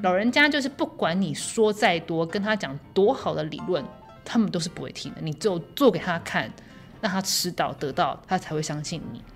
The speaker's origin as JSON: {"language": "Chinese", "town": "Luodong", "region": "Yilan County", "country": "Taiwan", "tie": "born or raised there", "said": "我在罗东长大"}